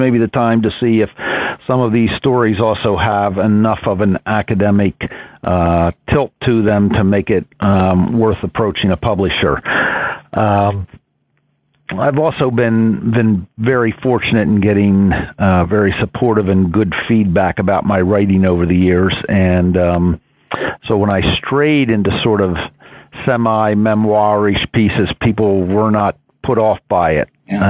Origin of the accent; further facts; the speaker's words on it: West Chester, Pennsylvania, United States; moved away as an adult; also born or lived in Ohio / Arizona; I was born and raised in Westchester, Pennsylvania, which is a suburb of Philadelphia.